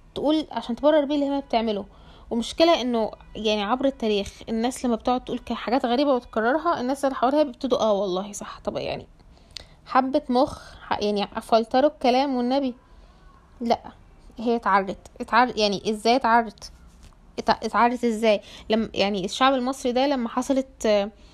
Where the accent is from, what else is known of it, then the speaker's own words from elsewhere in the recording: Egypt; العيلة عندنا في مصر